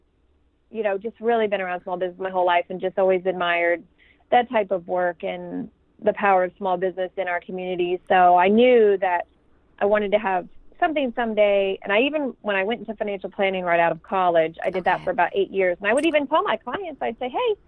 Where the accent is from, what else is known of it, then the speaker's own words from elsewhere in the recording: Fort Wayne, Indiana, United States; moved away as an adult; now in Bedford, United States; I'm from Fort Wayne, Indiana